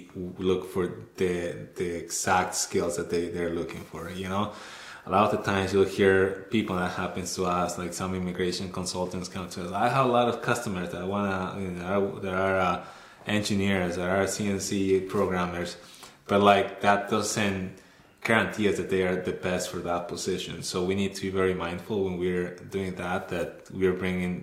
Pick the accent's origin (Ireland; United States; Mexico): Mexico; moved away as an adult; also born or lived in North Bay, Ontario, Canada; now in Canada; I was born and raised in Mexico